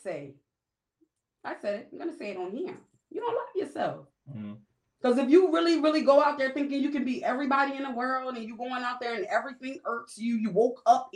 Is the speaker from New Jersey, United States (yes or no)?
yes; Camden, New Jersey, United States; also born or lived in West Philadelphia; now in Philadelphia, United States; I'm from Camden, New Jersey